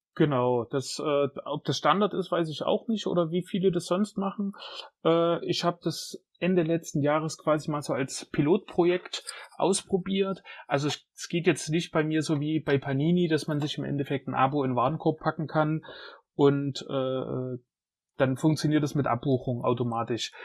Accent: Jena, Thuringia, Germany; ich bin Jenenser, in Jena geboren, schon immer hier gelebt

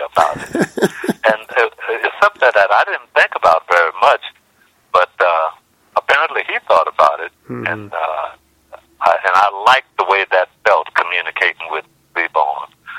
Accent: the South, United States; he was just so very glad that I was from the South.

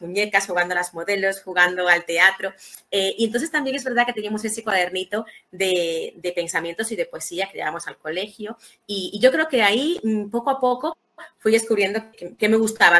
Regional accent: Santo Domingo, Distrito Nacional, Dominican Republic; now in Spain; nací en República Dominicana, en Santo Domingo Ciudad

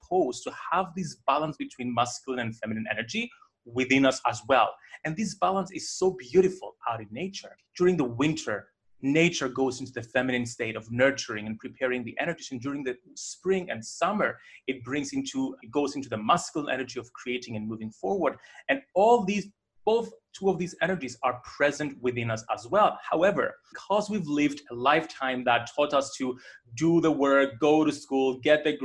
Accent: Cyprus; moved away; I grew up in Cyprus

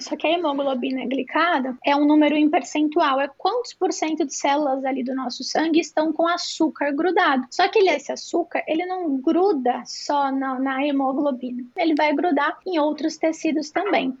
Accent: Brazil; Somos brasileiros

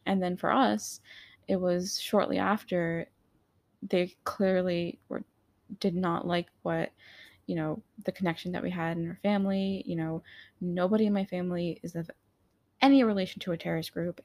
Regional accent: United States; I am American too

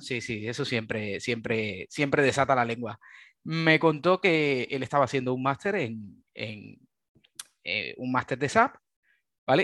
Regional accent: Cuba; moved away as an adult; now in Valencia, Spain; vengo de Cuba, soy originario de, Cuba. llevo ya en, Valencia unos, unos 10, 10, 11 años

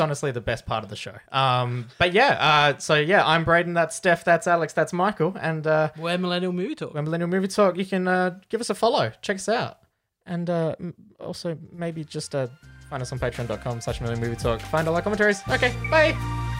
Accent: Australia; We are four friends from Australia

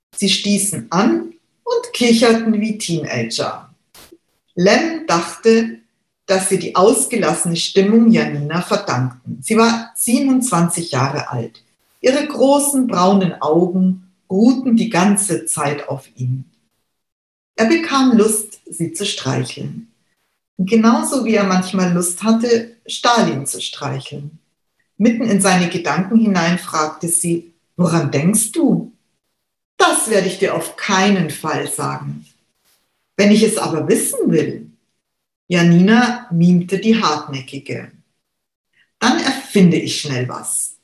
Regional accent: Munich, Bavaria, Germany; ich bin in Giesing aufgewachsen, äh, besser gesagt in Untergiesing. Und ich lebe jetzt seit über 25 Jahren in Obergiesing.

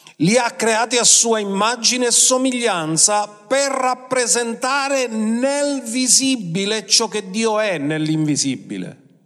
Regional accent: Sicily, Italy

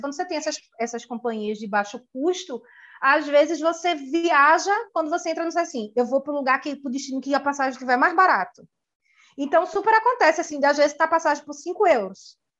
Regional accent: Recife, Pernambuco, Brazil; moved away as an adult; also born or lived in Dublin, Ireland; Eu saí de Recife

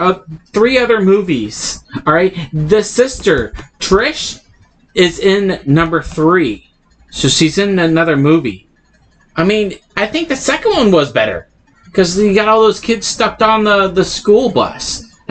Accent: Oregon, United States; born there; also born or lived in Southern US; I lived in the South. I was born in Oregon.

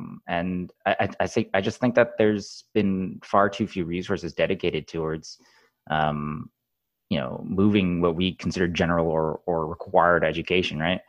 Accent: Southeast Michigan, United States; moved away as an adult; now in San Francisco, United States; I grew up in Southeast Michigan

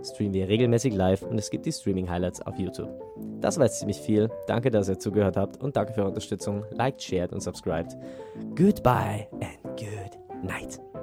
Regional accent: Bavaria, Germany; accent: Bavarian dialect; ich rede normal Dialekt

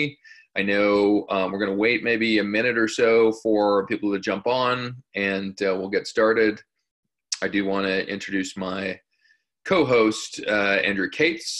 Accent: Canada; as a Canadian

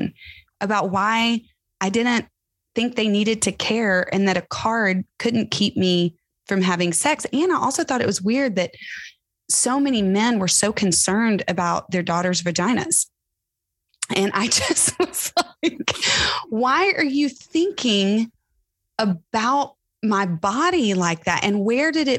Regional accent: Tyler, Texas, United States; I grew up in Tyler, Texas, going to a mega church, mega Baptist church

